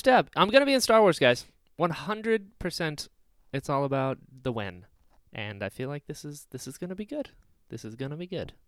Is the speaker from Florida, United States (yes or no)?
yes; Florida, United States; also born or lived in Outer Banks, North Carolina; I'm from North Carolina, and I moved to Florida when I was six